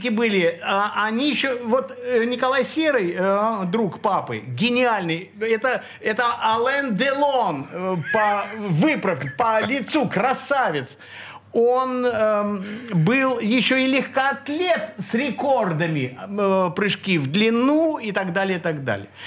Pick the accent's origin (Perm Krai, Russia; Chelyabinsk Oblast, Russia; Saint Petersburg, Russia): Saint Petersburg, Russia; Я родился в Ленинграде. Ты коренной ленинградец? Да, и не только по маме и папе, а еще по бабушкам и дедушкам, по прадедушкам, по прапрапрадедушкам